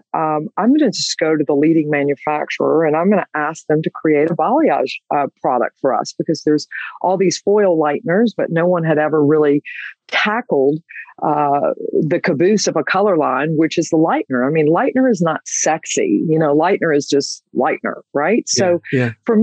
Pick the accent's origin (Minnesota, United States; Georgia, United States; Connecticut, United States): Georgia, United States; I am from Georgia